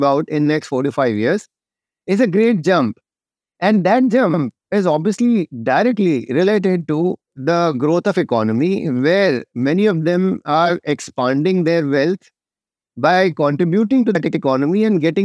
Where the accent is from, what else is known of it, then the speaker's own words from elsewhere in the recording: India; I as an Indian